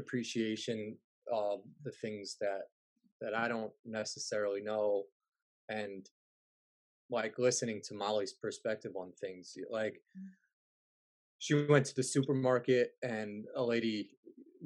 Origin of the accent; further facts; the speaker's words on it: New Rochelle, New York, United States; now in Illinois, United States; where I grew up in New Rochelle